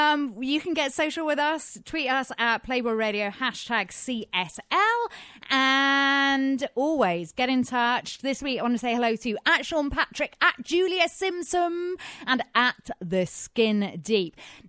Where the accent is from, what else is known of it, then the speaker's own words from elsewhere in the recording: United Kingdom; now in Los Angeles, United States; because I'm British.